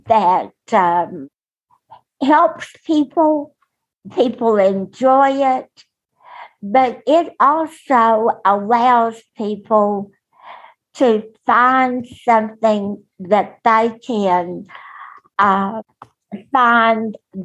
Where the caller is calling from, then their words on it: Texas, United States; from Texas